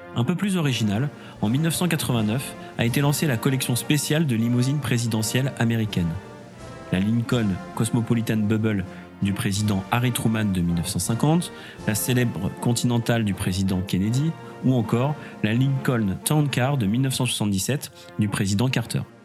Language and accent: French; France; chez nous en France